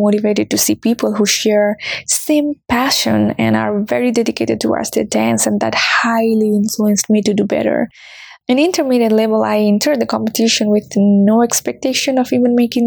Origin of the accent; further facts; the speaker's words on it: Nepal; moved away as an adult; now in Washington, DC, United States; I'm from Nepal and I have been living in DC since 2019